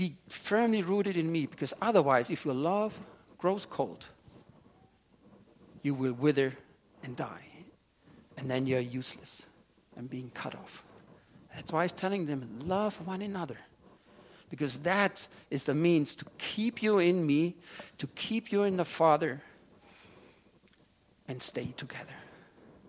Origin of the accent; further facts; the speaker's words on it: Germany; moved away; I have been growing up in a wine-growing region in Germany